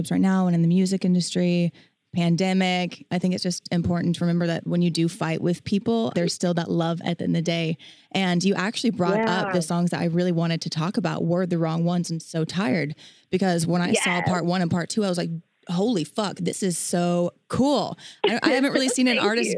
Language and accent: English; Midwest, United States; I'm actually also from the Midwest, so I can relate very much Bible Belt Central